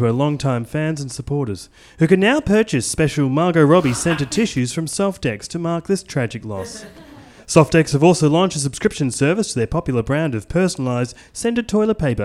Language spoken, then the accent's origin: English; Australia; I'm Australian.